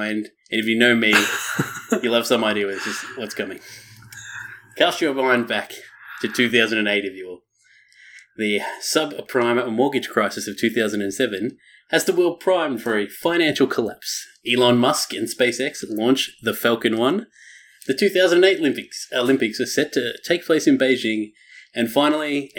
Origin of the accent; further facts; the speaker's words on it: Australia; being Australian